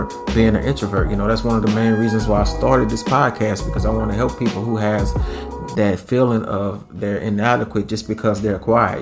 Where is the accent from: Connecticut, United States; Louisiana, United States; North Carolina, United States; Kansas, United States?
Louisiana, United States; we're from Louisiana